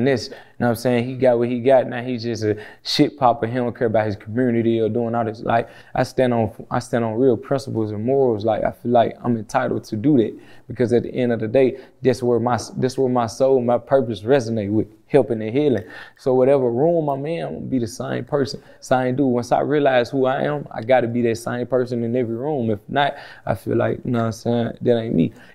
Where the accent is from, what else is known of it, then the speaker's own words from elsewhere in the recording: Memphis, Tennessee, United States; I come from Memphis